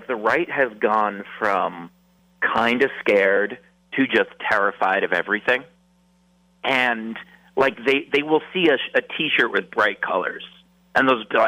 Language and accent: English; New York, United States; I grew up playing stickball in New York.